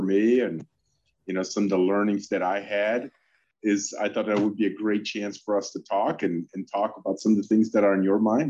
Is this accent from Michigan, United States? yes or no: yes; Michigan, United States; English is a second language; also born or lived in Poland; Well, I mean, I grew up in Michigan. As some of you know, I actually immigrated to the U.S. from Poland when I was 11.